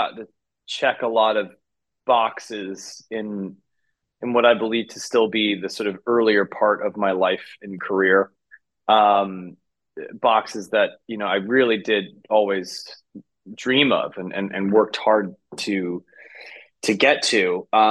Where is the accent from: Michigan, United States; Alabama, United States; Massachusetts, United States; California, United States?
California, United States; San Francisco; my hometown of San Francisco